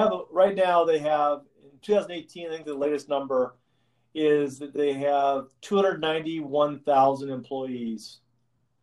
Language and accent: English; Yakima, Washington, United States; growing up in Yakima